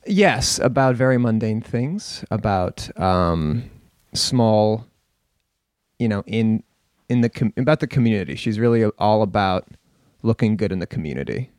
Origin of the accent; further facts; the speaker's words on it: Stow, Massachusetts, United States; In my hometown of Stowe, Massachusetts